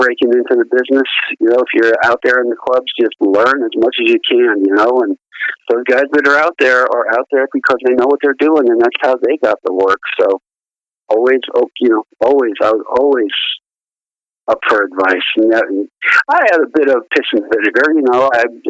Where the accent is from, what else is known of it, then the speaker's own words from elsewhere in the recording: Long Island, New York, United States; I'm originally from New York on Long Island